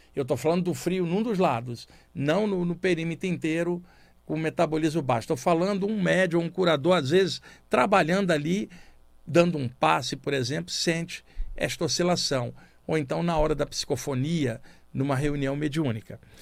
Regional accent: Rio de Janeiro, Brazil; moved away as an adult; now in São Paulo, Brazil; eu cresci no Rio de Janeiro, estou em São Paulo há 32 anos

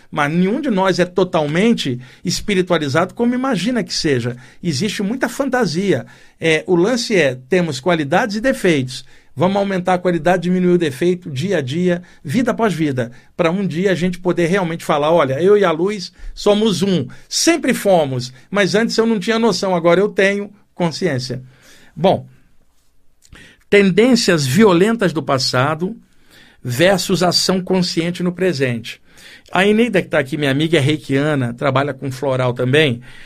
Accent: Brazil; Deus me colocou aqui como brasileiro

